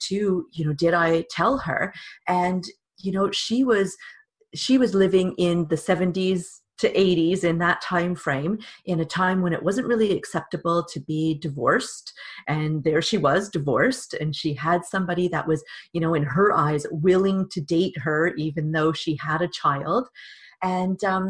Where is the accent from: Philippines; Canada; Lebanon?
Canada; accent: Canadian; now in England; you could probably tell from my accent that I'm also Canadian